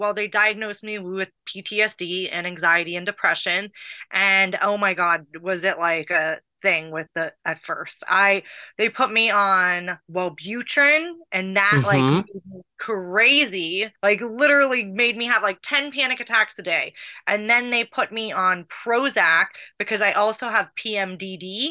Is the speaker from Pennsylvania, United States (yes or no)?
yes; Pittsburgh, Pennsylvania, United States; also born or lived in Los Angeles; now in Sandy Springs, United States; I grew up in Pittsburgh, Pennsylvania